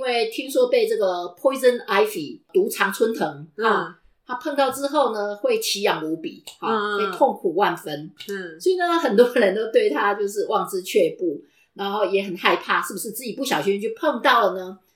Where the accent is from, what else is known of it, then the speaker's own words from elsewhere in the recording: Taiwan; now in Cleveland, United States; 我们台湾人